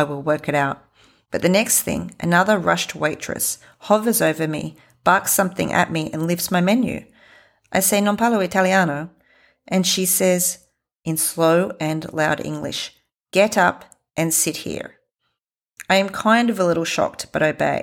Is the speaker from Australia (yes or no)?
yes; Australia; I am from Australia